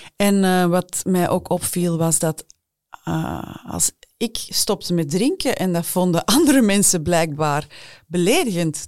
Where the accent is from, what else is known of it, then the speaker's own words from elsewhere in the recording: Flanders, Belgium; Bij ons in Vlaanderen